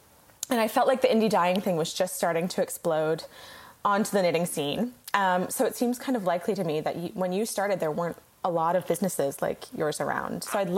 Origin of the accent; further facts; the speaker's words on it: Fairfax County, suburbs of Washington D.C., Virginia, United States; moved away; I actually grew up in the suburbs of Washington.